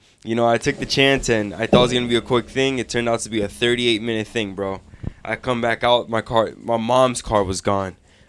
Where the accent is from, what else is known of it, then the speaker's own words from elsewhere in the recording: Hoboken, New Jersey, United States; I was born in Hoboken.